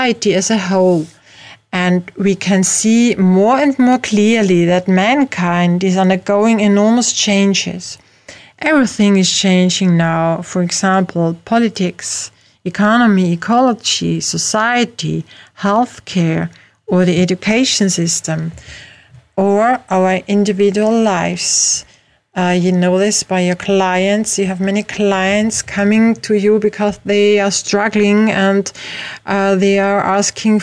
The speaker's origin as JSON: {"language": "English", "country": "Austria", "said": "as you can hear, I'm not from America, but from Europe, from Austria"}